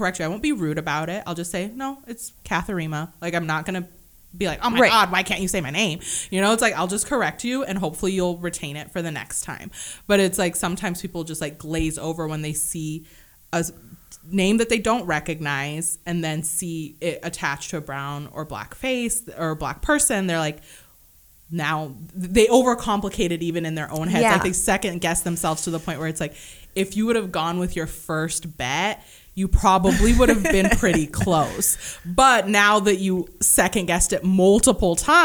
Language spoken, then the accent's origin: English; Kenya; I'm Kenyan.